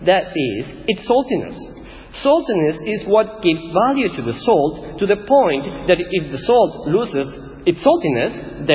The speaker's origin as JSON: {"language": "English", "country": "Ecuador", "tie": "born or raised there", "first_language": "Spanish", "second_language": "English", "moved": "as an adult", "lives_now": "Australia", "said": "I'm Ecuadorian. This is my home, this is my town."}